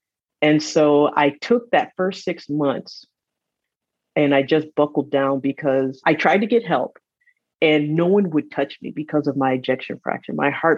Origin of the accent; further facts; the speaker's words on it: Michigan, United States; also born or lived in East Africa; I am from Michigan, but grew up in East Africa.